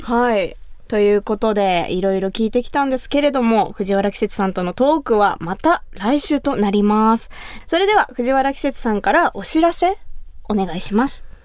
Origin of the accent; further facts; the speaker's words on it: Kumamoto, Japan; 私の地元熊本